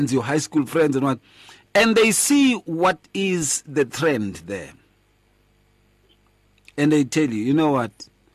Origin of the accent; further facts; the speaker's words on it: Atteridgeville, Gauteng, South Africa; when I grew up in Atteridgeville